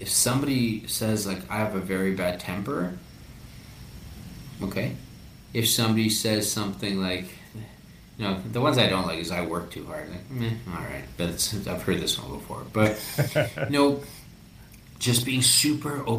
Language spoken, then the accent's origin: English; Canada; also born or lived in Peru; I am Canadian Peruvian.